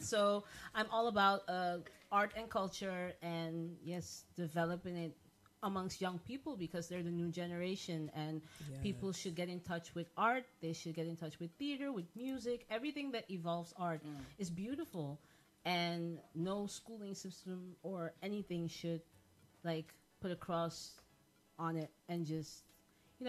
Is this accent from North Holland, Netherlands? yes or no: no; The Hague, South Holland, Netherlands; I'm also from The Hague.